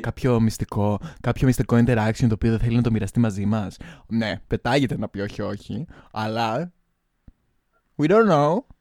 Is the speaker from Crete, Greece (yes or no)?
yes; Crete, Greece; now in Baden-Württemberg, Germany; Είμαι η γνωστή drag queen από την Κρήτη